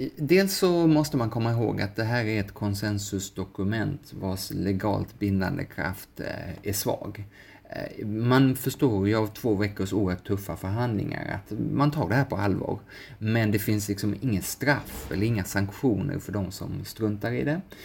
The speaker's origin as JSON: {"language": "Swedish", "country": "Sweden", "said": "som svensk"}